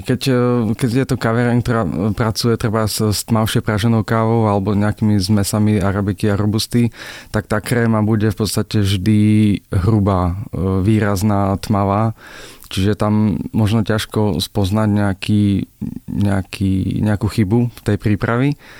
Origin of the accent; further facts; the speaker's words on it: Slovakia; u nás doma v Bystrici, tak e, tam je strašne tvrdá voda